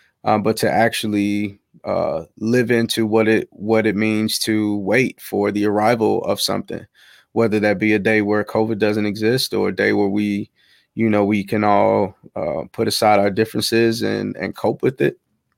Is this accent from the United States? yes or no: yes; Chicago, Illinois, United States; South side of Chicago. South side of Chicago, man.